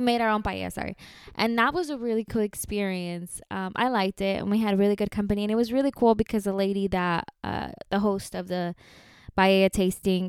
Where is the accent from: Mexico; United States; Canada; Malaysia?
Mexico; we're from Mexico.